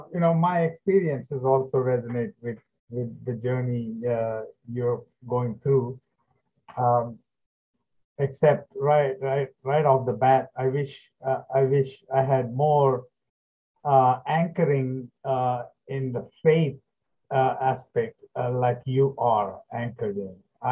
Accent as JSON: {"language": "English", "town": "Hyderabad", "region": "Telangana", "country": "India", "tie": "born or raised there", "first_language": "Telugu", "second_language": "English", "moved": "as an adult", "lives_now": "United States", "said": "growing up in Hyderabad in the 50s, 60s, 70s, and beyond."}